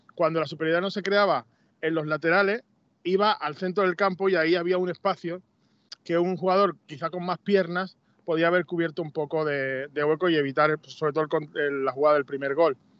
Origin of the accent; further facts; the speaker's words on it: Seville, Andalusia, Spain; moved away as an adult; yo me crié en Sevilla